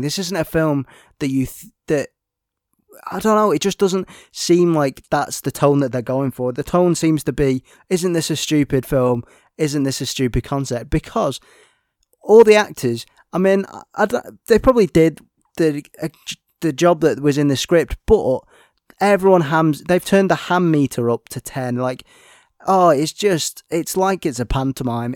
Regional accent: United Kingdom; We're British

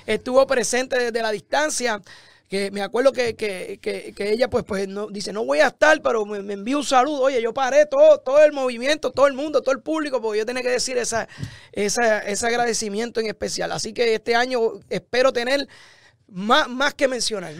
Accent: San Lorenzo, Puerto Rico; born or raised there; moved away as an adult; also born or lived in Florida

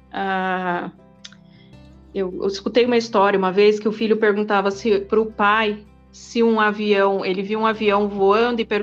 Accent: Mato Grosso do Sul, Brazil; Meu pai é meio brasileiro, meio alemão. E eu cresci no Mato Grosso do Sul.

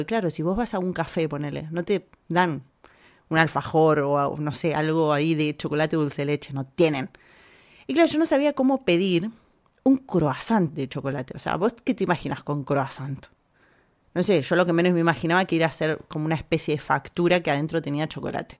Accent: Argentina; moved away as an adult; now in Spain; nosotros los argentinos no hablamos como el culo

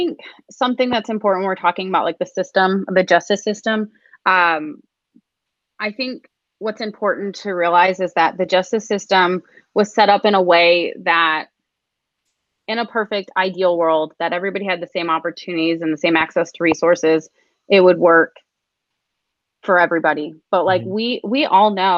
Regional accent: Michigan, United States; moved away; I grew up in Michigan

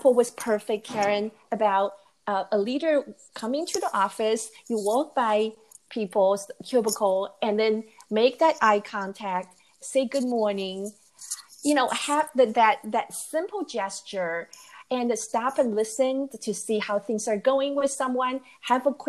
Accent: Taiwan; moved away as an adult; now in United States; I grew up in Taiwan and I came to the U.S. to go to graduate school

